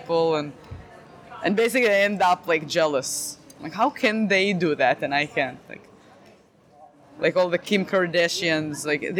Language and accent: English; Israel; English is a second language; moved away as an adult; now in United States; I'm from Israel